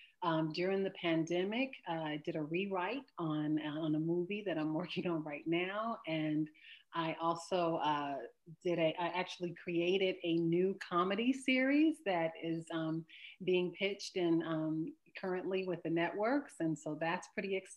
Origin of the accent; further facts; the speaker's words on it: Chicago, Illinois, United States; now in Los Angeles, United States; I'm from Chicago and have lived in Los Angeles since the early 90s